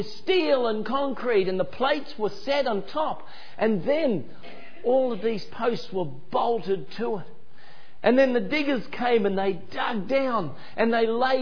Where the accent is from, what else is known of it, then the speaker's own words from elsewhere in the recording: Ipswich, Queensland, Australia; my hometown in Ipswich in Queensland